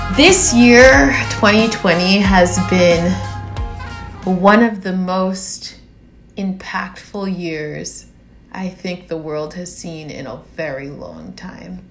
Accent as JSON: {"language": "English", "country": "United States", "tie": "born or raised there", "said": "as a black girl growing up in America, with immigrant parents from Haiti"}